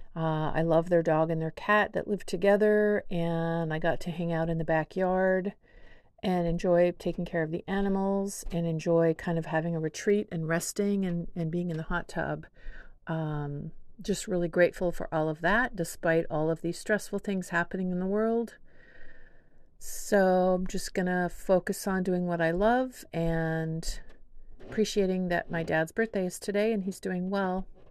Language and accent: English; Whidbey Island, Washington, United States; also born or lived in San Diego; now in Seattle, United States; my parents split when I was four, and we moved from San Diego to Whidbey Island